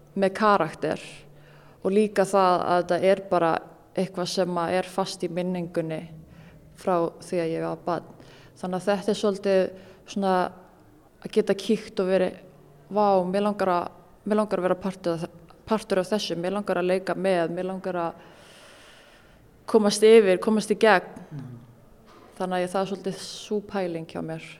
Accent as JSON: {"language": "Icelandic", "country": "Iceland", "tie": "born or raised there", "said": "alast upp á Íslandi og í bregðoltinu"}